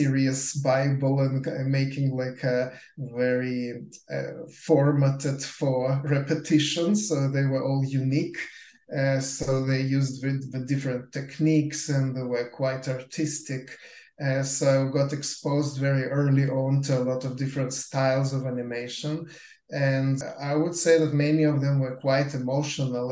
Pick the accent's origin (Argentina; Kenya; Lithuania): Lithuania; moved away; I was born in Lithuania, so we grew up on a very different type of animation than North American kids